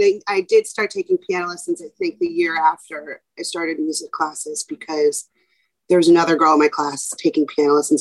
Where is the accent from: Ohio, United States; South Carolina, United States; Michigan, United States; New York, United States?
New York, United States; New York City; born and raised in New York City in Manhattan